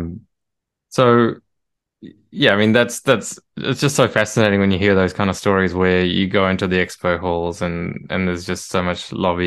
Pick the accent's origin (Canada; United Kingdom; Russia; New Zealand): New Zealand; now in Australia; I grew up in New Zealand. I live in Australia now, but yeah, I grew up in New Zealand